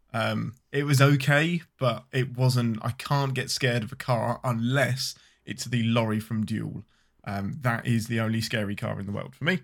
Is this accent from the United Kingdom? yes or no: yes; England, United Kingdom; I'm your Englishman